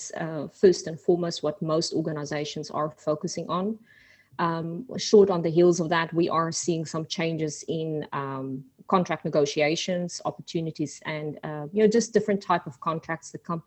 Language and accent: English; South Africa; also born or lived in Australia / New Zealand; now in Houston, United States; Well, I'm originally from South Africa. I took a little detour through Australia and New Zealand and finally settled in Houston, Texas.